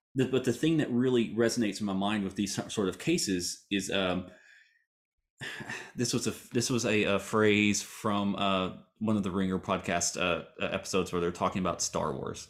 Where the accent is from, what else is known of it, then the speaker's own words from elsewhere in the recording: Hugo, Oklahoma, United States; I grew up in Hugh, Oklahoma